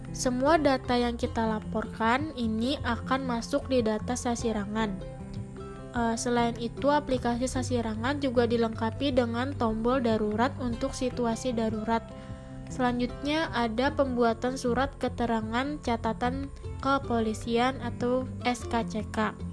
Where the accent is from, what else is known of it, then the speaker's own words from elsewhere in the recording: South Kalimantan, Indonesia; aku mau sharing-sharing sedikit nih mengenai salah satu contoh aplikasi yang ada di daerah aku, yaitu di Kalimantan Selatan.